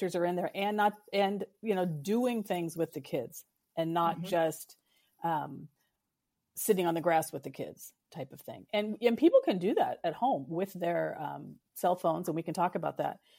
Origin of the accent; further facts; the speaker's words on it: West Coast, United States; also born or lived in Pacific Northwest; I live in the Pacific Northwest and I grew up on the West Coast.